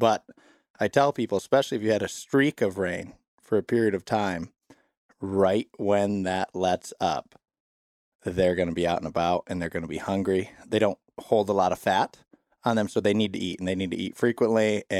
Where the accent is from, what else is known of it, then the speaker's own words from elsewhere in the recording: Southeast Michigan, United States; moved away as an adult; also born or lived in Wisconsin; I'm originally from Southeast Michigan, grew up down there